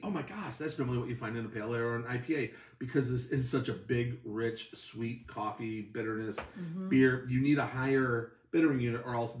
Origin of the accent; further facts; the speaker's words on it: Buffalo, New York, United States; we come from Buffalo, where they used to send people to get unaccented to go be on national TV.